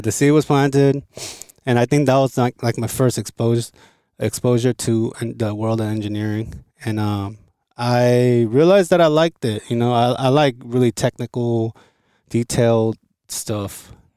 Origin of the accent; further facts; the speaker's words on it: Los Angeles, California, United States; also born or lived in Seoul, South Korea; I grew up in L